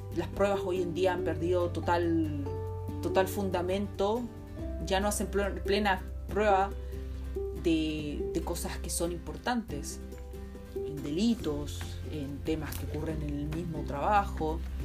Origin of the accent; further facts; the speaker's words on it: Chile; nosotros como chilenos